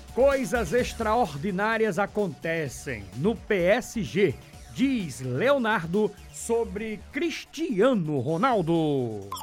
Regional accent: Paraíba, Brazil

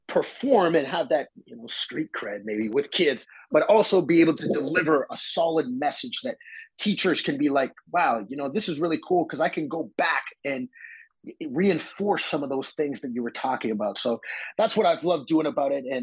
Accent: Ontario, Canada; also born or lived in Saskatchewan; I was born in Saskatchewan, and my mother's from there, and my dad is from Cape Breton, Nova Scotia. So I'm a sixth generation Canadian, and I grew up all over Ontario before finally settling in Woodbridge

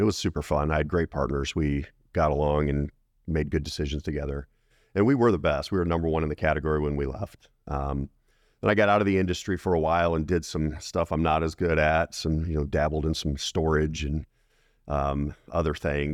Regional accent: Colorado Springs, Colorado, United States; I grew up in Colorado, Colorado Springs area

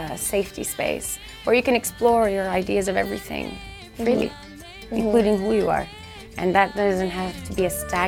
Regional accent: Sudan; moved away; it says on my passport that I was born in Sudan

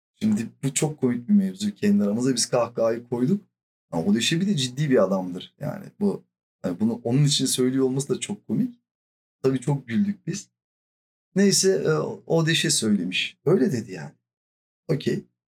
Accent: Silifke, Mersin, Turkey; born or raised there; now in Istanbul, Turkey

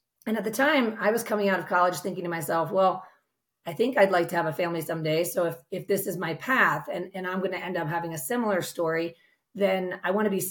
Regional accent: outside Philadelphia, Pennsylvania, United States; I grew up outside Philadelphia, youngest of five kids

